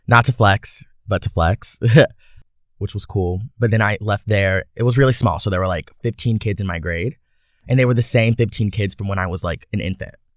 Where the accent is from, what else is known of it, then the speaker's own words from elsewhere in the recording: Baton Rouge, Louisiana, United States; So I'm from Baton Rouge, Louisiana. Um, I grew up there my whole life.